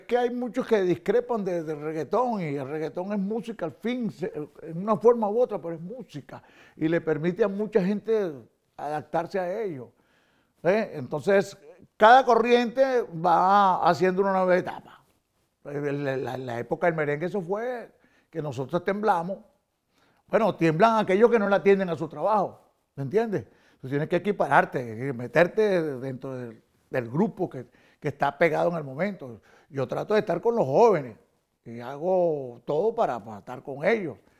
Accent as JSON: {"language": "Spanish", "town": "Caracas", "region": "Capital District", "country": "Venezuela", "tie": "born or raised there", "moved": "yes"}